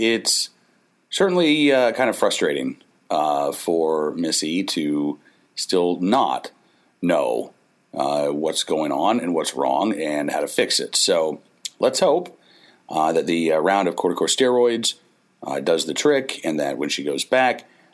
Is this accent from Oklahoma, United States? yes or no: yes; Oklahoma, United States; moved away as an adult; now in Farmville, United States; growing up in Oklahoma